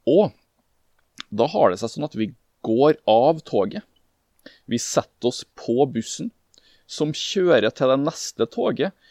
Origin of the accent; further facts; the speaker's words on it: Norway; vi kommer fra Norge.